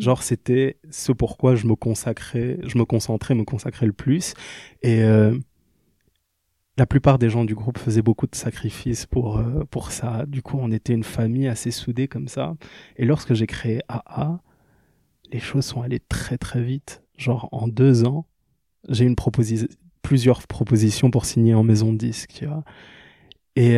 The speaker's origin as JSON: {"language": "French", "region": "Kinshasa", "country": "DR Congo", "tie": "born or raised there", "moved": "yes", "lives_now": "Liège, Belgium", "said": "je suis né en Belgique, mais j'ai grandi à Kinshasa. Puis je suis revenu en Belgique, à Liège toujours"}